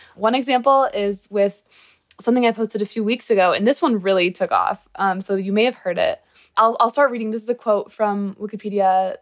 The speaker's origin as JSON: {"language": "English", "region": "Michigan", "country": "United States", "said": "I'm from Michigan, and I'm in college"}